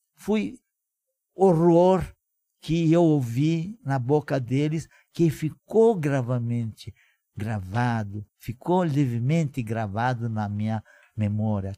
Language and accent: Portuguese; Moinești, Bacău County, Romania; Portuguese is a second language; now in Brazil; Nasci na Romênia, na província de Moldova. Minha cidade natal, chamada Moinest